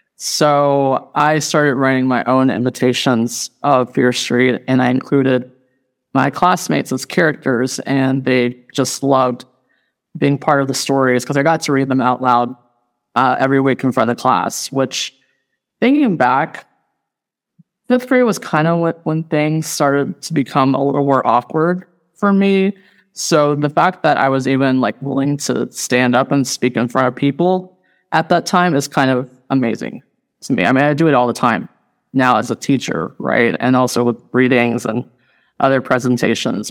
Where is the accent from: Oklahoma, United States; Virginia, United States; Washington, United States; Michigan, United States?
Virginia, United States; Radford; moved away as an adult; also born or lived in Indiana; Originally from Radford, Virginia, born and raised, and I lived in Appalachia for the first thirty years of my life